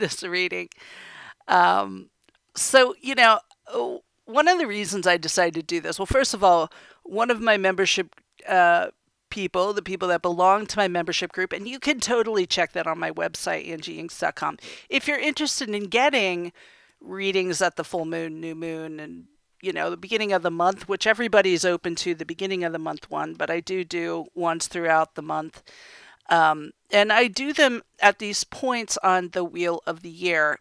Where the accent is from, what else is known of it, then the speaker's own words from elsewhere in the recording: United States; I was born and raised in America.